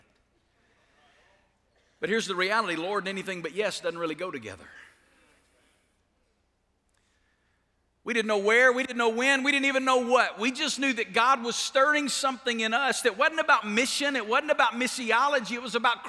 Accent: Alabama, United States; moved away as an adult; now in Las Vegas, United States; I'm from Alabama. Where I'm from, people don't go to Las Vegas.

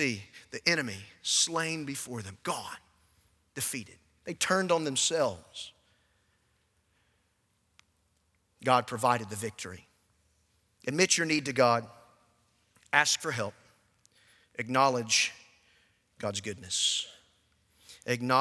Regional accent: Warner Robins, Georgia, United States; I grew up in Warner Robins, Georgia

